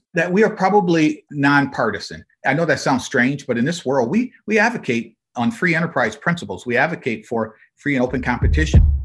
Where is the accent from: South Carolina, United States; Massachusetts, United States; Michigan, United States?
Michigan, United States; Flint; I grew up in Flint, Michigan